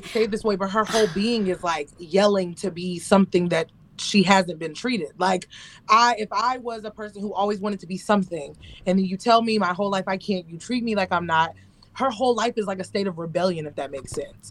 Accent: the Bible Belt, the South, United States; I grew up in a, you know, in the South, very religious

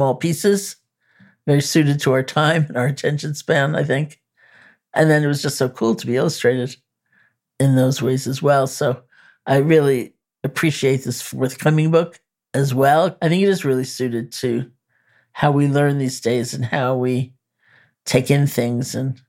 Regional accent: New York, United States; I'm a New Yorker.

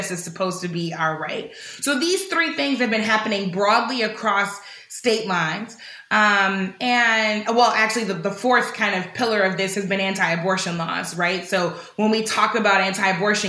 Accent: St. Louis, Missouri, United States; in my hometown of St. Louis

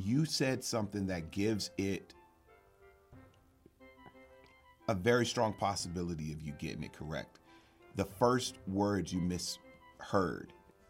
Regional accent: Texas, United States; And I'm from Texas

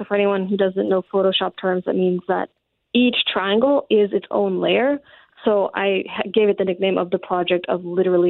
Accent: Ontario, Canada; now in Winnipeg, Canada; I'm actually originally from Ontario, so I had to draw some, you know, beautiful forests that I'm familiar with from there.

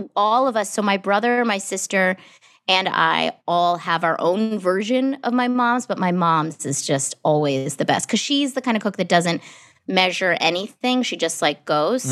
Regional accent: New Hampshire, United States; moved away; I grew up in New Hampshire

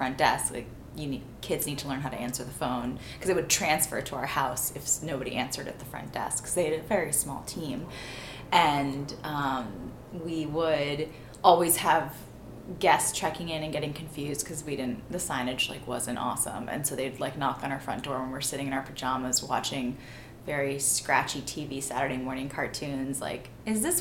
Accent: the Berkshires, Massachusetts, United States; Berkshires in Massachusetts, uh, very quaint little town. I was the first child born in that village without stoplights in 30 years.

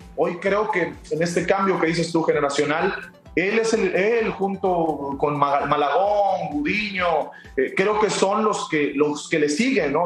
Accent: Mexico; somos mexicanos

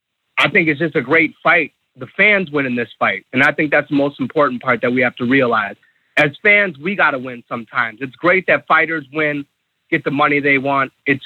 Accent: Midwest, United States; I'm from the Midwest

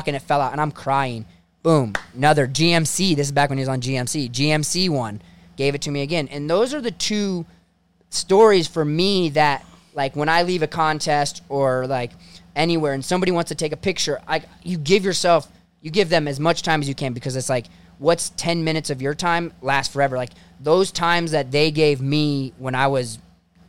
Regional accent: Ohio, United States; I'm just a kid from Ohio

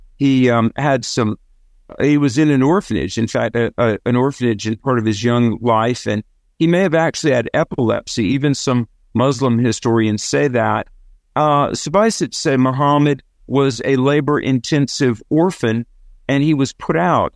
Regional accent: the South, United States; accent: southern; my southern accent

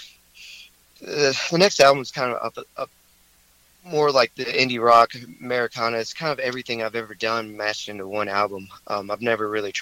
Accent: High Point, North Carolina, United States; also born or lived in Greensboro, North Carolina; I grew up in High Point, so, I've lived all over the place, but for most of my life, I've lived in High Point in Greensboro

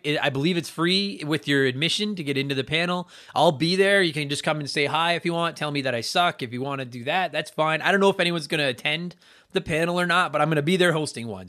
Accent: Canada; also born or lived in Edmonton, Alberta

